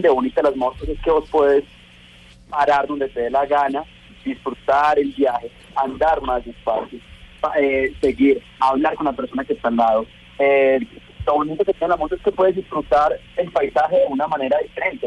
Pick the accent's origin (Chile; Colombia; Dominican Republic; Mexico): Colombia; mi país